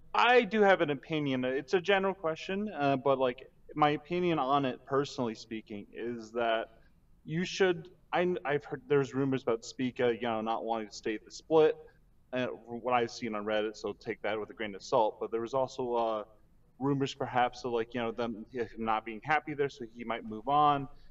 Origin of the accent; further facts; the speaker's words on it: Chicago, Illinois, United States; I'm from suburban